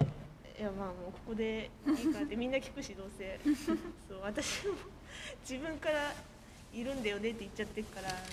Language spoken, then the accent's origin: Japanese; Chiba, Japan; now in Matsumoto, Japan; 関西から直接、地元の千葉に帰ろうと思った